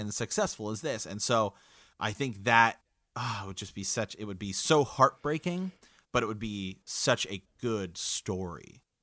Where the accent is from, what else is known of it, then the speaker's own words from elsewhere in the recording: Ohio, United States; we're from the Kingdom of Ohio